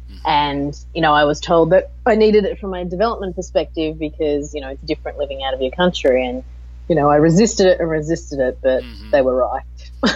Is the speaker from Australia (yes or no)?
yes; Australia; accent: Australian; moved away as an adult; now in Singapore; I grew up in Australia in the 70s, which was a very white Australia at that time